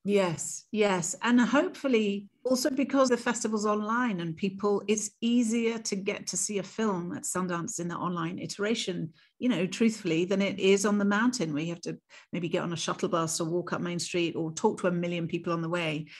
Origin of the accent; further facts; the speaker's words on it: United Kingdom; as a British queer woman of color